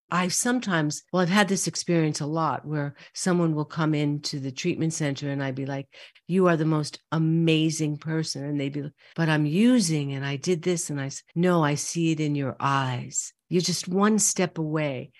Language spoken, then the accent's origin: English; New York City, New York, United States; growing up in Brooklyn and Queens